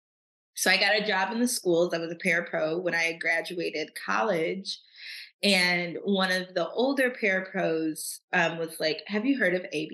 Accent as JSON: {"language": "English", "town": "Troy", "region": "Michigan", "country": "United States", "tie": "born or raised there", "also_born_or_lived": "Nashville, Tennessee", "said": "I grew up in Troy, Michigan, which is like a suburb of Detroit"}